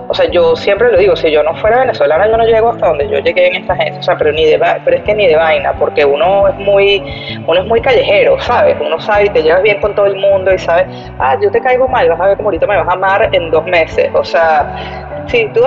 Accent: Mexico; moved away; Yo me vine de México en el 2013. En el 2013.

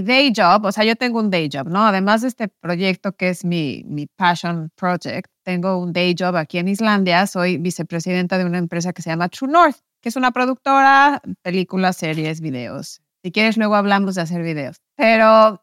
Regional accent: Mexico; moved away as an adult; also born or lived in New York; yo crecí en México en un, contexto, en una familia católica

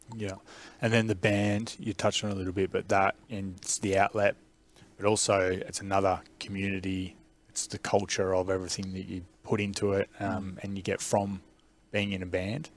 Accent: Melbourne, Victoria, Australia; I'm from Melbourne myself

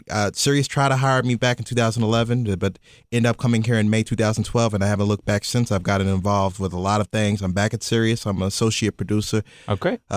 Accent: Kentucky, United States; moved away as an adult; now in New York City, United States; I'm from the South, y'all. Kentucky. If you can't tell by the accent. Uh, born and raised. I'm 26 years old.

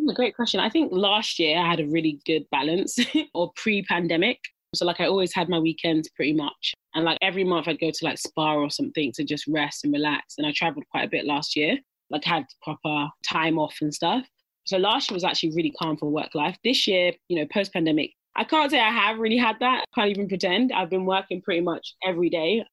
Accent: Dagenham, London, United Kingdom; I grew up in Dagenham

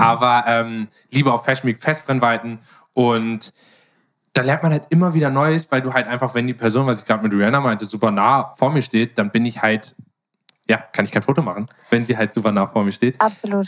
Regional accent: Germany; ich als Deutscher

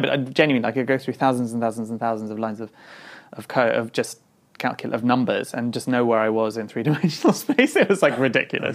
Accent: London, United Kingdom; I grew up in London in the 80s and then late 80s and the early 90s

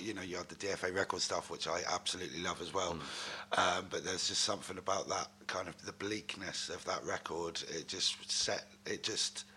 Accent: Newton Abbot, South West England, United Kingdom; also born or lived in Exeter; I was born in Devon. Uh, I grew up in a town called Newton Abbot, which is um, in between Torquay and Exeter.

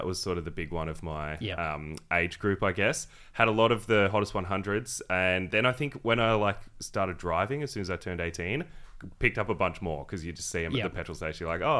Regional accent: Echuca, Victoria, Australia; our country town of Chuka where we grew up

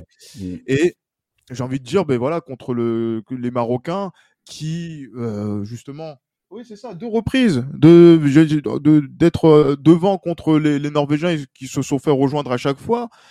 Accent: France; en tant que Français

